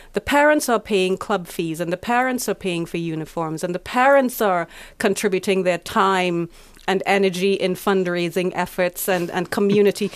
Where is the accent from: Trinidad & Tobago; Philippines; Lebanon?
Trinidad & Tobago; moved away as an adult; now in Finland; I'm originally from the Caribbean, small small country. Um, very strong sporting tradition and history, Trinidad and Tobago